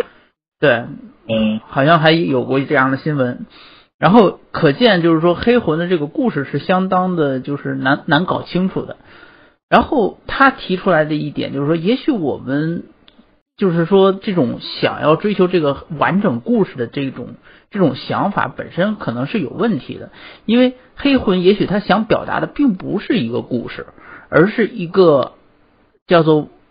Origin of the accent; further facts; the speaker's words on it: Tianjin, China; moved away as an adult; 我天津人，我天津也有